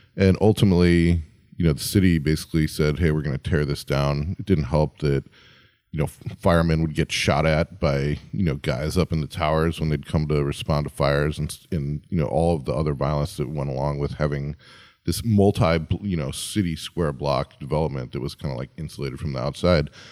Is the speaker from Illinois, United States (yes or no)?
yes; Chicago, Illinois, United States; moved away; my hometown, Chicago